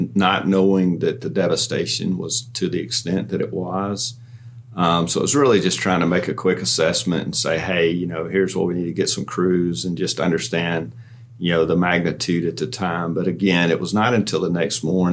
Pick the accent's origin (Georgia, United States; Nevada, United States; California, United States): Georgia, United States; Newnan; I was born and raised here in Newnan